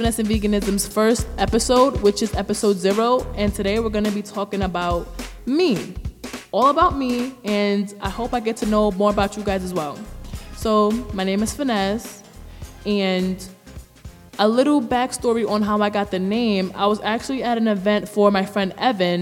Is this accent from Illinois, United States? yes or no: no; New York City, New York, United States; now in Newark, United States; I'm from the Bronx, New York. I came to Jersey a while back, but in the midst of that time until now, I was switching back and forwards from the two cities.